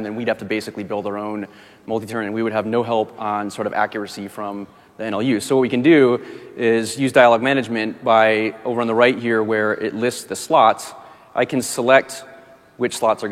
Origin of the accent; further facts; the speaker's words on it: Michigan, United States; I'm from Michigan.